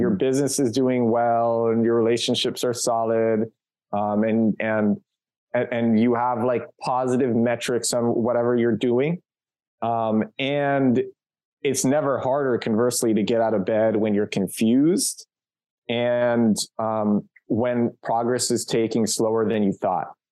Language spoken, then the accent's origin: English; New York City, New York, United States; moved away as an adult; also born or lived in Kyiv, Ukraine / Barcelona, Spain; now in Warsaw, Poland; I'm from Brooklyn